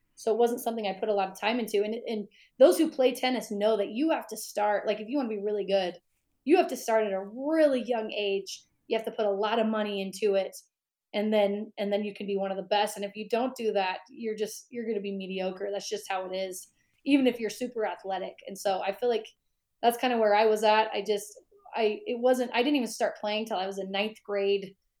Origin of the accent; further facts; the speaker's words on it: Pleasant Grove, Utah, United States; I grew up in Pleasant Grove, and that's what like 15, 20 minutes from Provo